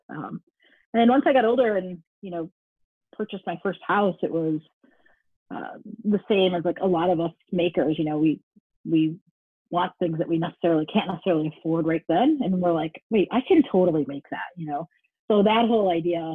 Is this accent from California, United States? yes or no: no; Detroit, Michigan, United States; I'm originally from Detroit, Michigan